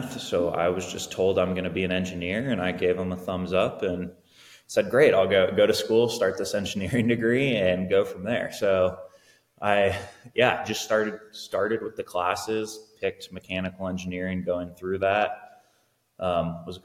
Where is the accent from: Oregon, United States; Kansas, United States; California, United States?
Oregon, United States; Salem; also born or lived in Corvallis, Oregon / Portland, Oregon; I grew up in Salem, or Kaiser, which is adjacent to Salem. Grew up here all my life, went to school in Salem